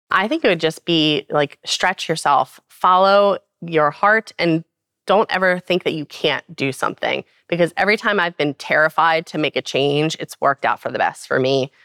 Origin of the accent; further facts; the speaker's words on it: Baltimore, Maryland, United States; I'm from Baltimore